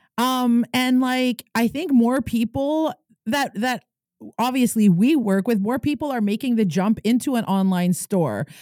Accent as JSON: {"language": "English", "area": "Kitigan Zibi", "region": "Quebec", "country": "Canada", "said": "I'm an entrepreneur from Kitigan, Zibi, and Anishinaabe."}